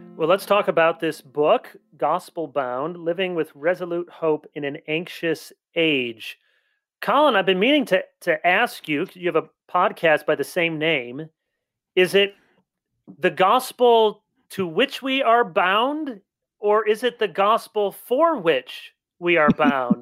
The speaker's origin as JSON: {"language": "English", "town": "South Holland", "region": "Illinois", "country": "United States", "tie": "born or raised there", "said": "I was born in South Holland."}